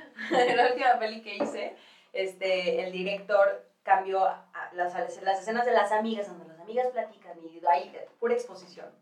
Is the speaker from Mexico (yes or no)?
yes; Guadalajara, Jalisco, Mexico; moved away as an adult; also born or lived in New York; now in Mexico City, Mexico; llego a la Ciudad de México yo, de Guadalajara